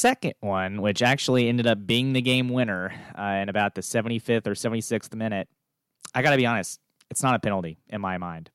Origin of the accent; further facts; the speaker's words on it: United States; I'm from the United States